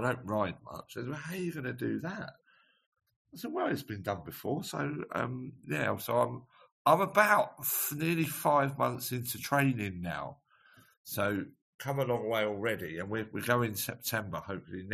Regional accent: Radlett, East of England, United Kingdom; also born or lived in St Albans; we grew up in Radlett. And I went to school in Radlett

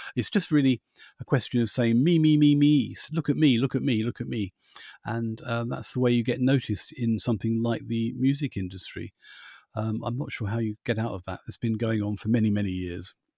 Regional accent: United Kingdom; being British

